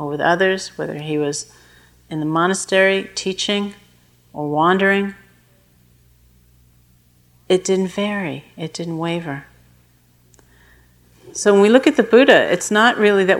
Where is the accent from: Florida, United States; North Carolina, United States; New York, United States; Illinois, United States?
New York, United States; when I was growing up in New York